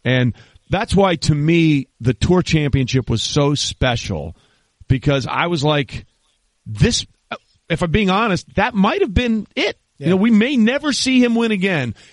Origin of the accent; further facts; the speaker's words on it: Greenwich, Connecticut, United States; growing up in Greenwich